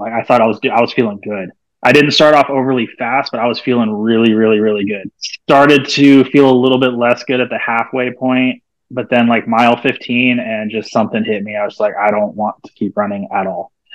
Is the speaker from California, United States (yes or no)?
yes; Santa Rosa, California, United States; moved away; I grew up in Santa Rosa